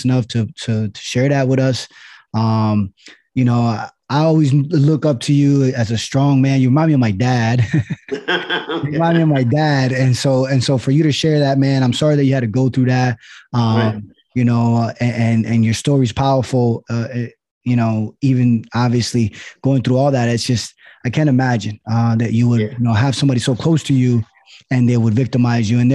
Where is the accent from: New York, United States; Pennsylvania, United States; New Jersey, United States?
Pennsylvania, United States; Allentown; also born or lived in Virginia Beach; I grew up in Allentown